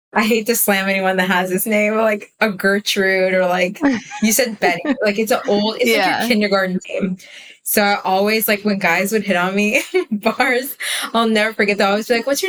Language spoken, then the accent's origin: English; Israel; I was born in Israel, grew up in Israel, but my English is really good because my parents spoke English at home.